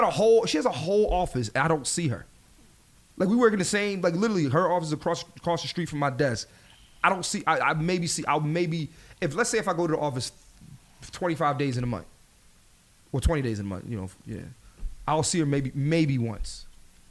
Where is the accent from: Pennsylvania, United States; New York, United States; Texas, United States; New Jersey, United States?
Pennsylvania, United States; Philadelphia; moved away; I'm from Philly.